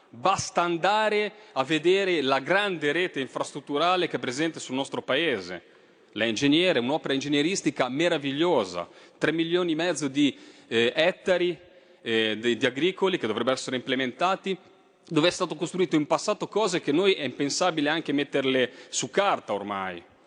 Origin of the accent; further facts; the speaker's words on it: Liguria, Italy; lo dico da Ligure